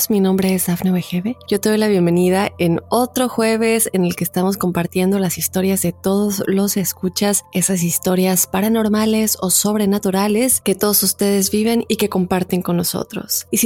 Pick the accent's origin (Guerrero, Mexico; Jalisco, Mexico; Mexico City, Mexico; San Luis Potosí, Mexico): Guerrero, Mexico; Acapulco; now in Querétaro, Mexico; Yo soy de Acapulco, pero me mudé a Querétaro hace ya cinco años.